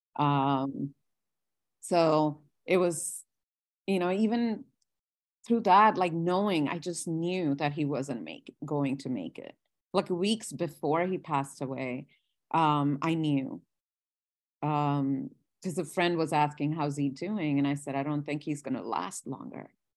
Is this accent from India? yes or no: yes; India; moved away; I, I was born and I grew up in India.